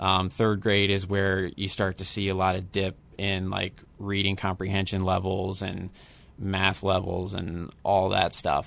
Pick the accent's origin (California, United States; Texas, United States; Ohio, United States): Ohio, United States; Akron; I am from Cleveland, Ohio, um, from Akron, grew up 10 minutes from where LeBron grew up